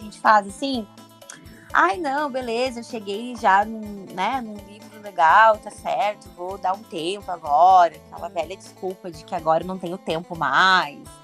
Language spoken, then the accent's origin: Portuguese; Brazil; A gente sim